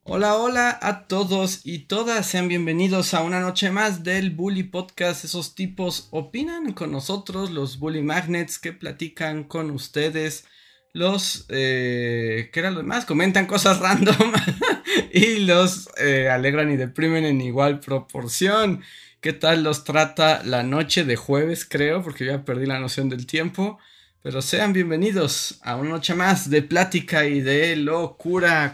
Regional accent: Mexico; somos mexicanos

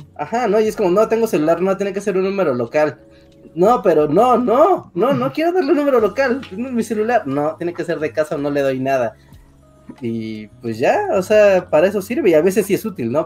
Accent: Mexico City, Mexico; yo soy de la Ciudad de México

